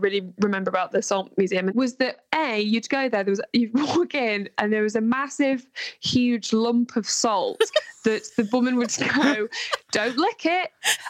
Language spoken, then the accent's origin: English; the north of England, United Kingdom; Because I lost my accent quite violently.